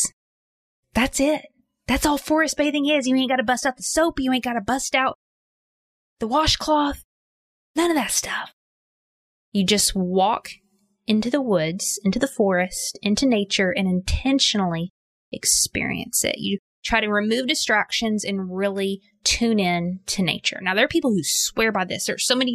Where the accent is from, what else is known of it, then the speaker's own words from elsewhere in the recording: Arkansas, United States; I grew up in Arkansas